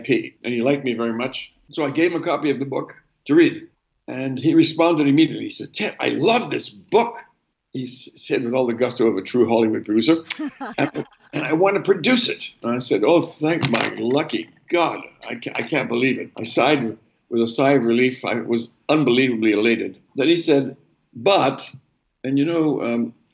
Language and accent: English; Canada; moved away; also born or lived in London; I'm a Canadian